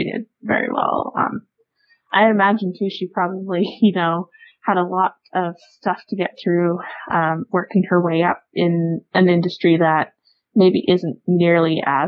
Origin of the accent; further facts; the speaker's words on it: Canada; we're Canadian